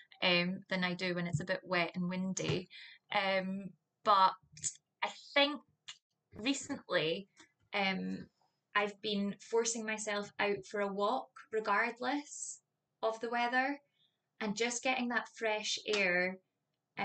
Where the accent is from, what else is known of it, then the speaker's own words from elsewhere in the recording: St Andrews, Scotland, United Kingdom; I am a local here in St. Andrews